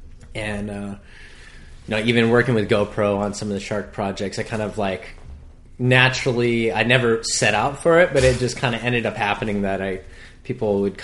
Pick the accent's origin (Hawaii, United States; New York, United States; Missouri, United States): Hawaii, United States; born or raised there